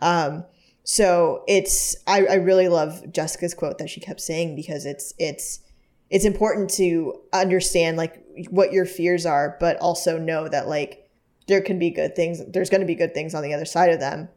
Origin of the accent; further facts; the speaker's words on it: the South, United States; moved away; we are very, very friendly in the South